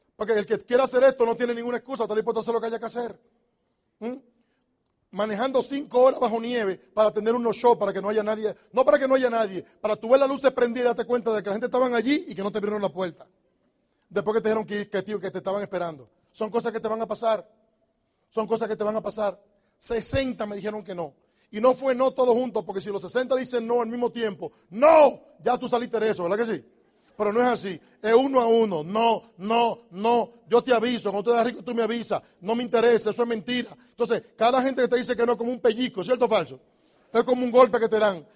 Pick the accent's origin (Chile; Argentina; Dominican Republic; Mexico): Dominican Republic; moved away as an adult; also born or lived in New York; Los dominicanos decimos